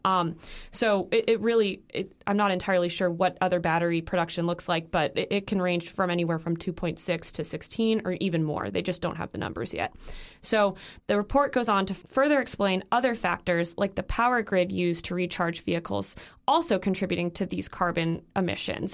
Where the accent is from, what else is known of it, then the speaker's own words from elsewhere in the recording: the Midwest, Illinois, United States; moved away; growing up in the Midwest